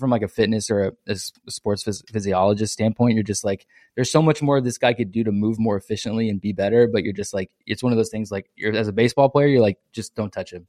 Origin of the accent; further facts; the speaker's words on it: San Antonio, Texas, United States; also born or lived in Lufkin, Texas; I'm from San Antonio